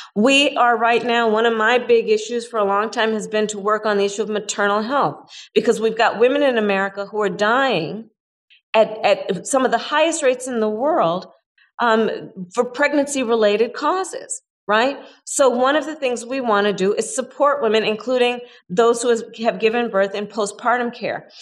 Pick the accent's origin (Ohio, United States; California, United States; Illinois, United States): California, United States; my home state of california